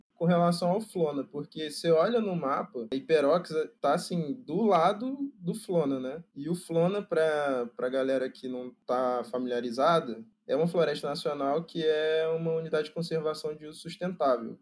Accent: Rio de Janeiro, Brazil; Eu sou do Rio

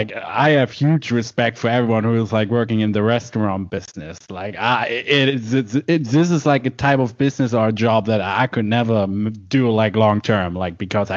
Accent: Germany; English is a second language; I've worked here in Germany in my hometown

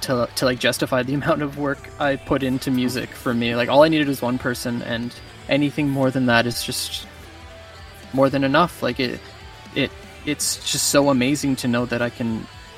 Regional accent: Vernon, British Columbia, Canada; also born or lived in Kamloops, BC / Cranbrook, BC / West Kelowna, BC; that's kind of where I grew up. I went to school in Vernon, BC

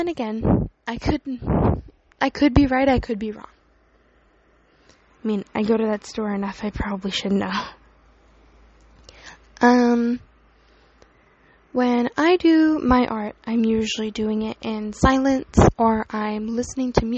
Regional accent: Canada; So I live in Canada. I was born in Canada, born and raised

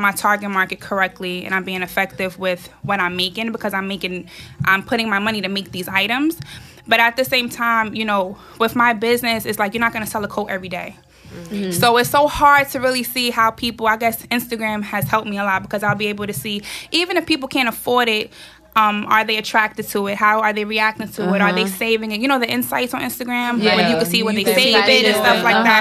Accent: New York City, New York, United States; I'm 23. I'm from Harlem.

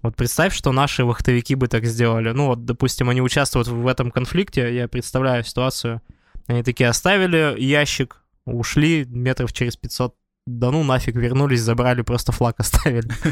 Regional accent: Tyumen, Tyumen Oblast, Russia; Я как человек из Тюмени, я представляю Туру

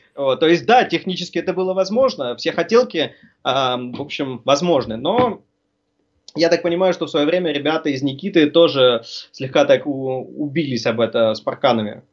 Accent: Norilsk, Krasnoyarsk Krai, Russia; moved away; also born or lived in Tatarstan; Родом ну. я вообще из Норильска

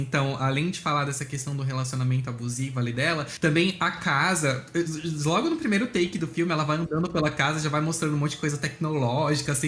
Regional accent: Blumenau, Santa Catarina, Brazil; eu sou de Blumenau, Santa Catarina

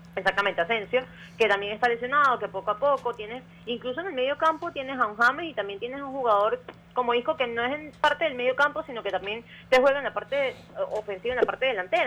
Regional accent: Venezuela; nosotros como venezolanos

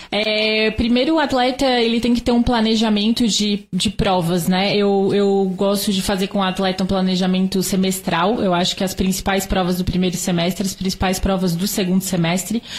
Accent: Santa Catarina, Brazil; Eu sou natural de Santa Catarina.

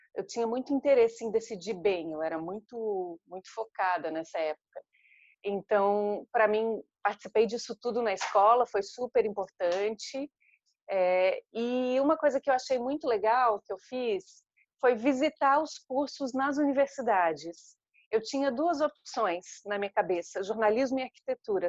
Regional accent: Florianópolis, Santa Catarina, Brazil; moved away; eu sou de Florianópolis, em Santa Catarina

